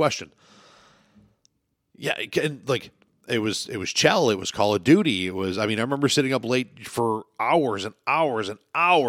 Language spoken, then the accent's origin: English; New York, United States; I grew up on the Lancaster Alden line.